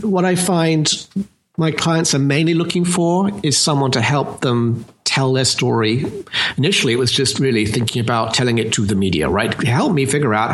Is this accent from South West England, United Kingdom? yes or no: no; London, United Kingdom; accent: British; now in United States; I am in fact from London, as you may have correctly surmised. But I've been actually living here in the US since 86